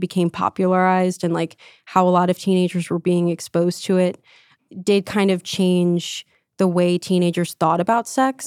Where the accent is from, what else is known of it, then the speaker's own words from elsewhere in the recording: New Jersey, United States; I grew up in New Jersey, pretty secular town